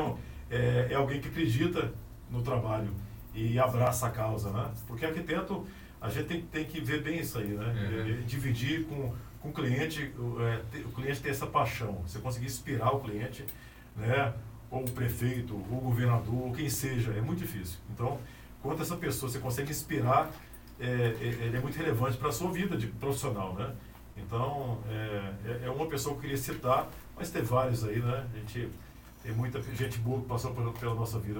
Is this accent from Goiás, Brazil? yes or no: yes; Anápolis, Goiás, Brazil; nasci em Anápolis, e subi por aqui mesmo